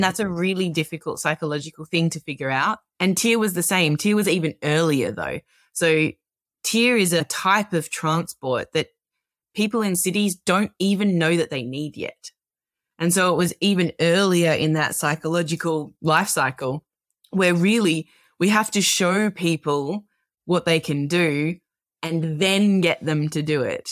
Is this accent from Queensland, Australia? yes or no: no; Melbourne, Victoria, Australia; I'm an Australian. I was born and grew up in Melbourne